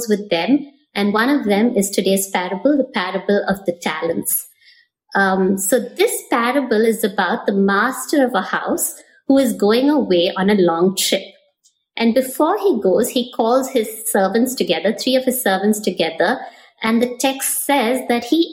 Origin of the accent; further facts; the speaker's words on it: Chennai, Tamil Nadu, India; moved away; I'm a Chennai girl. I grew up in Madras before it was Chennai.